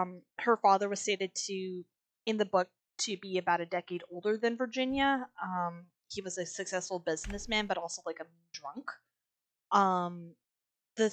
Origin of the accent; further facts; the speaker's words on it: West Coast, British Columbia, Canada; moved away; also born or lived in Treaty 4 territory (Saskatchewan); we grew up on the West Coast, so we got a lot of raven stories.